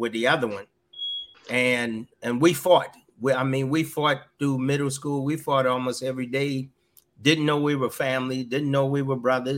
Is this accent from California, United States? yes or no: no; Georgetown, South Carolina, United States; moved away as an adult; I grew up in South Carolina, Georgetown